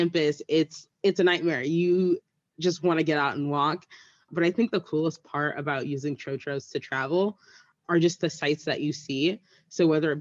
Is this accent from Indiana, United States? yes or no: no; San Francisco, California, United States; I'm from San Francisco